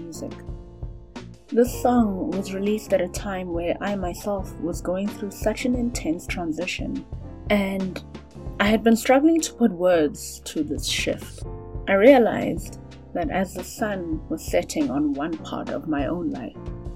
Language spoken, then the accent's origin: English; Johannesburg, Gauteng, South Africa; I'm from Joburg